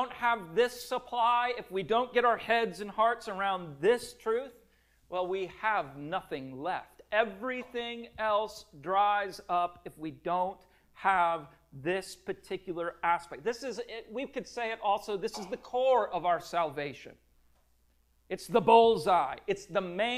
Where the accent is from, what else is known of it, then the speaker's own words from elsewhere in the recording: Minnesota, United States; I grew up in Minnesota